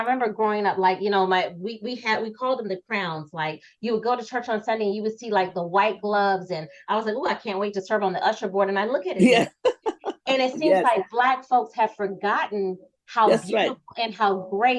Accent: Florida, United States; also born or lived in Georgia; I'm from Florida, right?

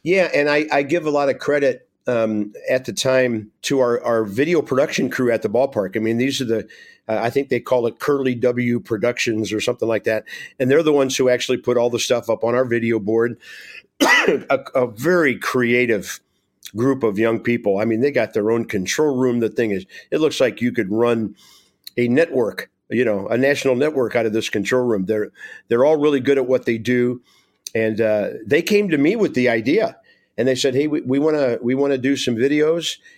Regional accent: Tulsa, Oklahoma, United States; moved away; Tulsa, Oklahoma, my hometown

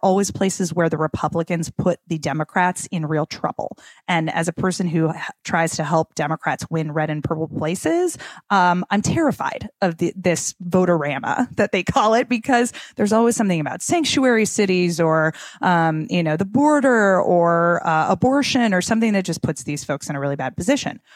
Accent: Minnesota, United States; I'm from Minnesota

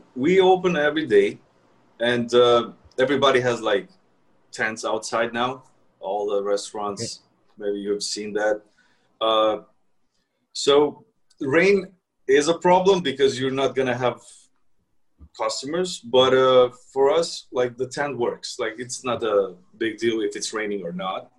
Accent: Kosovo; moved away as an adult; now in New York, United States; I'm from Kosovo originally, but I've been here for like ten years now, in New York.

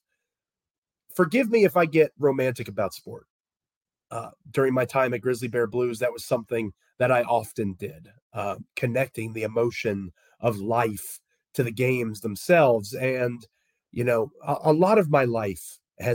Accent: Washington, District of Columbia, United States; moved away; I'm from the Washington, D.C. area originally

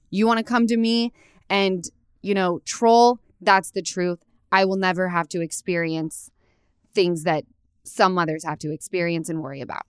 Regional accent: Utah, United States; now in Los Angeles, United States; I come from Utah

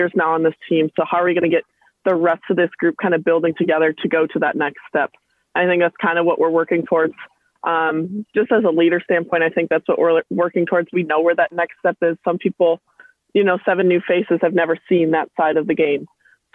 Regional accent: Minnesota, United States; moved away as an adult; now in Orlando, United States; I'm actually from Minnesota, the freezing cold

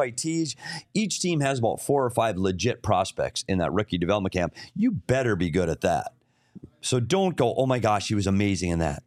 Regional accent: Bemidji, Minnesota, United States; I'm from Bemidji.

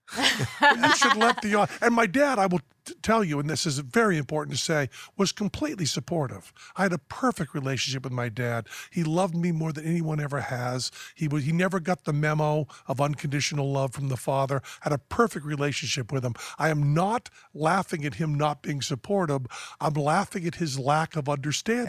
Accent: Western Massachusetts, United States; moved away as an adult; also born or lived in New York City; now in Las Vegas, United States; I'm from Western Massachusetts. So garage has an S H at the end of it

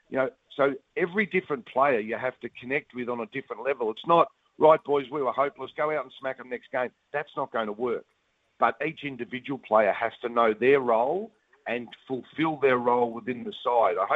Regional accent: New Zealand; as a, as a Kiwi, you're thinking, oh, we've been horrible.

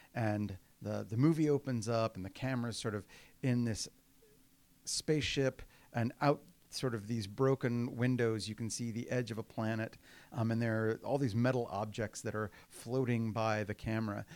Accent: Houston, Texas, United States; moved away; I was raised in Houston. Um, I wasn't born there, and that matters in Texas, uh, but I got there as soon as I could

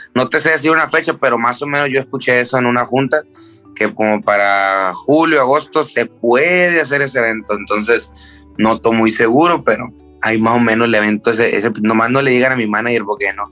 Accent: Tijuana, Baja California, Mexico; also born or lived in Culiacán; desde los seis yo crecí en, Tijuana

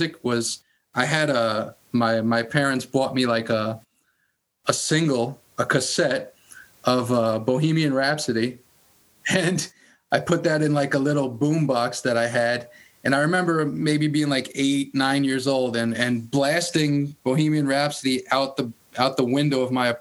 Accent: New York City, New York, United States; being also from Queens, you know, growing up in Queens, living in Queens my whole life

